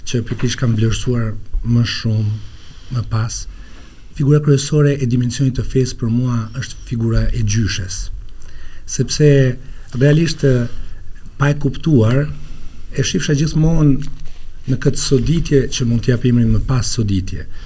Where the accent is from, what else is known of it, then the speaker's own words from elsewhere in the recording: Laç, Lezhë County, Albania; unë jam lindur e rritur në Laç